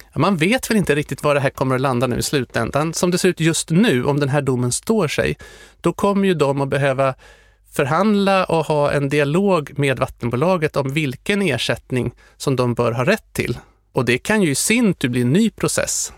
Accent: Sweden; Jag var den enda från Sverige.

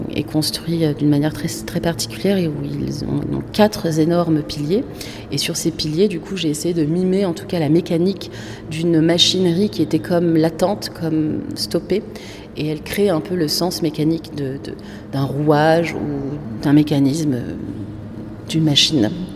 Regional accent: Casablanca, Casablanca-Settat, Morocco; moved away; on est de Casa, qui est une autre capitale

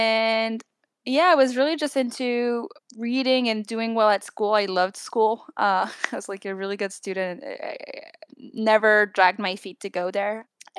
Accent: France; now in New York, United States; I live in New York right now, but I'm originally from France.

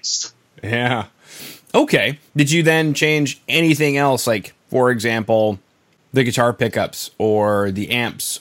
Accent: Canada; being Canadian

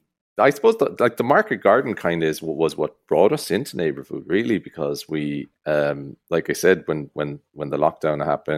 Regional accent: United States; born there; moved away; So he left Sweden in the 1920s or something like that. And he emigrated to America. I was born in America. So we came here in the 80s.

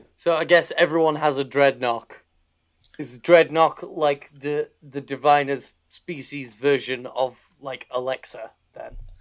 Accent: Harrogate, Yorkshire and the Humber, United Kingdom; I'm from, I'm from Harrogate.

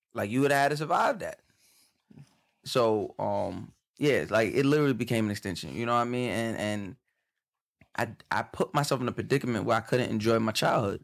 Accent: Long Island, New York, United States; I, I grew up on Long Island

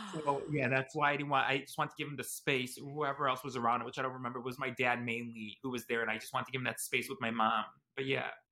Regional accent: Chicago, Illinois, United States; I was born and raised in Chicago, Illinois, but my parents are from Italy

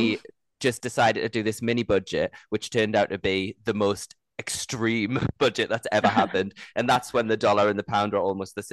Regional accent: United Kingdom; as a British person

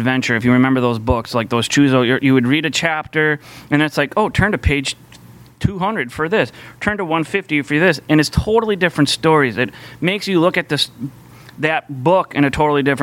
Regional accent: Minneapolis, Minnesota, United States; I grew up here in the Twin Cities

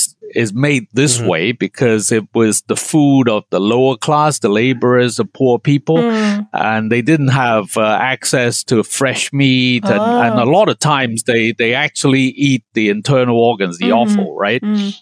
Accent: Hong Kong; Yeah, but where I grew up in Hong Kong, again, hot pot is done in multiple different ways.

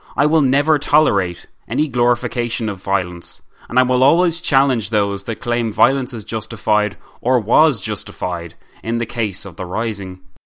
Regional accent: Ireland; I am proud to be Irish. I am an Irish patriot, and I love my country

